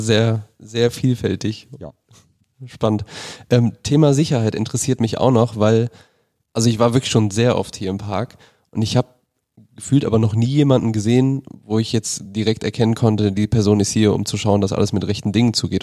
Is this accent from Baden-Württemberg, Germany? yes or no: no; Rhineland-Palatinate, Germany; moved away; Ich komme ursprünglich aus Rheinland-Pfalz